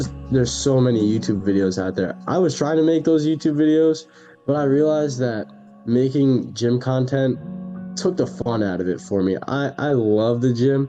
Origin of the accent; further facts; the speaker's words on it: New York, United States; moved away as an adult; now in Connecticut, United States; I'm from New York, so I kind of hate on a lot of the Connecticut kids here